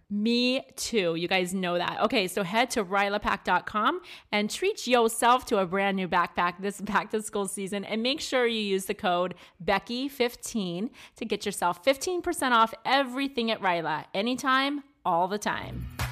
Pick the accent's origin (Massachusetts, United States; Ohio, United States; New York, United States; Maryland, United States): Maryland, United States; now in Arizona, United States; I grew up in Maryland